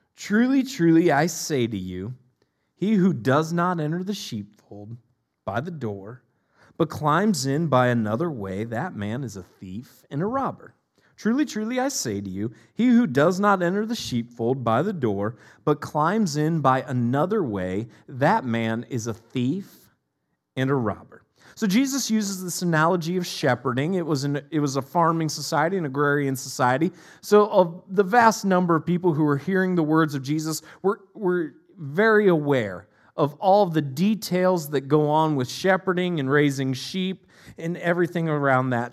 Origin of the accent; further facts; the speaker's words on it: Northeast Ohio, United States; moved away; I'm from Northeast Ohio originally